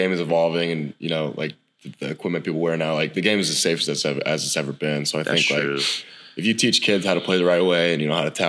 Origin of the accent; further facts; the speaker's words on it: Hays, Kansas, United States; moved away as an adult; now in Norman, United States; I'm from Hayes, Kansas.